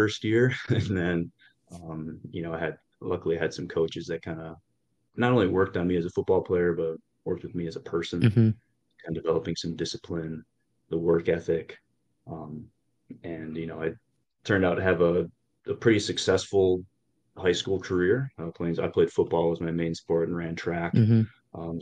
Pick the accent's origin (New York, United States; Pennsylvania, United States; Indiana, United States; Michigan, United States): Michigan, United States; southwest; I'm from Michigan, born and raised here. I love it, southwest part of the state